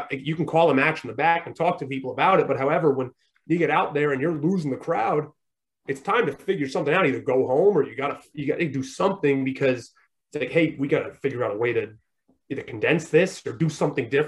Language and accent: English; New England, United States; I'm from New England, so I've always followed Barstool